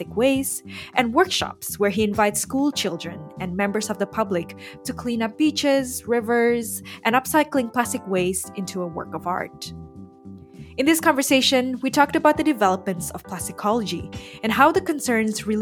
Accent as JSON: {"language": "English", "region": "Jakarta", "country": "Indonesia", "moved": "yes", "lives_now": "Melbourne, Australia", "said": "originally from Jakarta, Indonesia, and now based in Melbourne, Australia."}